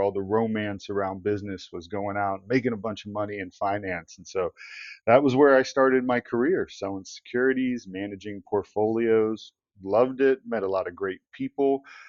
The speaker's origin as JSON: {"language": "English", "town": "Columbus", "region": "Ohio", "country": "United States", "tie": "born or raised there", "said": "Grew up, born and raised in Columbus, Ohio."}